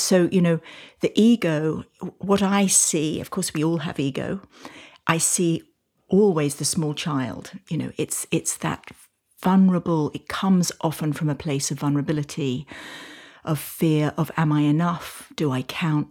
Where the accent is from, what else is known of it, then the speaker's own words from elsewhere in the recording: United Kingdom; now in United States; I now live in the States, although you can probably tell from my accent that I'm from the U K